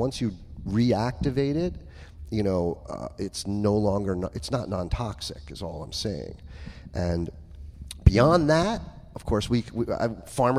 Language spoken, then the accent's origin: English; New York, United States; I'm a New Yorker